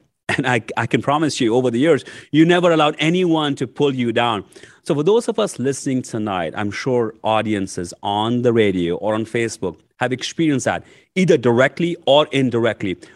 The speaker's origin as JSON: {"language": "English", "country": "India", "tie": "born or raised there", "moved": "as an adult", "lives_now": "United States", "said": "I was nineteen year old when I came from India to U S to go to grad school."}